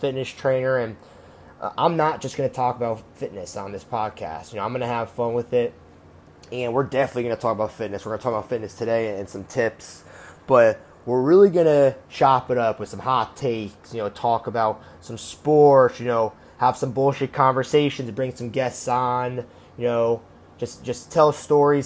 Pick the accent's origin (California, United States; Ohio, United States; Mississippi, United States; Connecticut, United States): Connecticut, United States; Stamford; moved away; I'm originally from Stamford, Connecticut